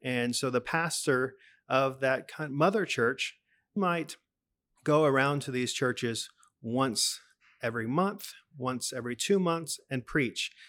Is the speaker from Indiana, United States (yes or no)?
no; Dallas, Texas, United States; moved away as an adult; now in Indonesia; I'm from Texas